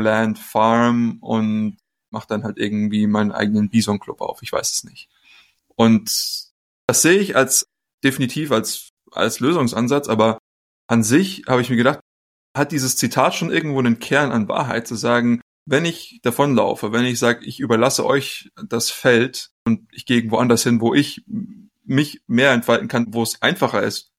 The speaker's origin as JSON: {"language": "German", "country": "Germany", "moved": "yes", "said": "wir als Deutsche"}